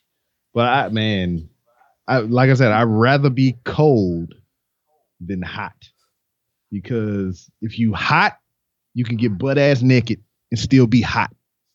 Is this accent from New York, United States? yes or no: no; Louisiana, United States; now in Texas, United States; I'm in Texas now, but I'm from Louisiana. Next door. Just right next door.